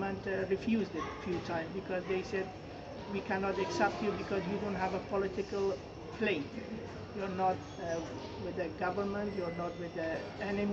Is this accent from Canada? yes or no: no; Herat, Afghanistan; English is a second language; also born or lived in Iran; now in Cardiff, United Kingdom; I am from Afghanistan, a province called Herat